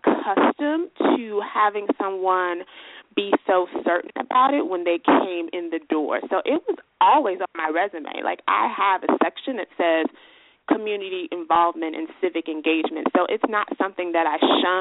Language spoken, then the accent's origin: English; Chicago, Illinois, United States; I'm a Chicago native